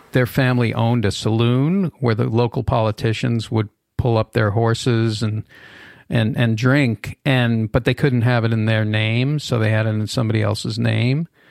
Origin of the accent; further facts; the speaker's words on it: Boston, Massachusetts, United States; now in Los Angeles, United States; anti-Semitism and racism growing up in Boston uh, during busing